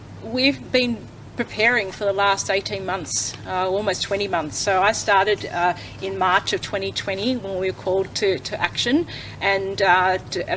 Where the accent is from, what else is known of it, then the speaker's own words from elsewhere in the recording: Liverpool, New South Wales, Australia; now in Penrith, Australia; I grew up in Liverpool and I now live in the Penrith LGA